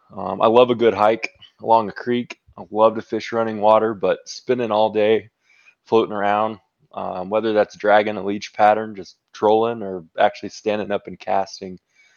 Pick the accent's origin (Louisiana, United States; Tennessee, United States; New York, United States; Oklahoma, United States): Oklahoma, United States; Waurika; Southwest Oklahoma, Lake Warika. So my mom actually is who taught me to fish.